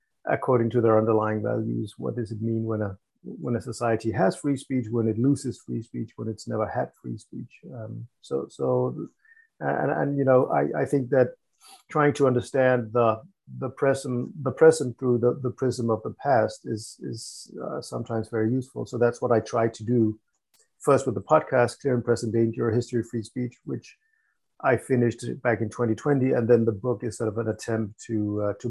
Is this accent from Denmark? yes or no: yes; Copenhagen, Capital Region of Denmark, Denmark; I was born here in Copenhagen, Denmark. Have spent most of my life here